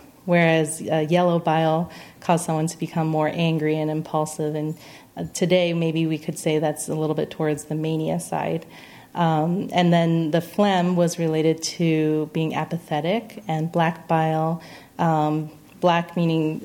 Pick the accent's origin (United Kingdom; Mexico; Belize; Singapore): Singapore; moved away; also born or lived in Pennsylvania / Arizona; I was born in Pennsylvania, but I grew up in Singapore